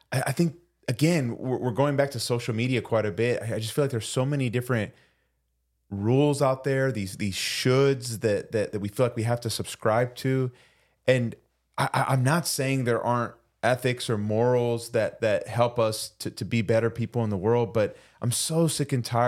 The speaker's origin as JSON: {"language": "English", "country": "Puerto Rico", "said": "We're from Puerto Rico."}